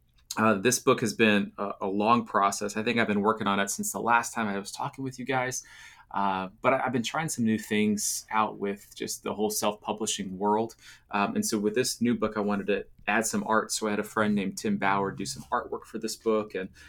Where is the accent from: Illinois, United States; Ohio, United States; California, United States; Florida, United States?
Florida, United States; now in Nashville, United States; I grew up in Florida, right? So I love being warm.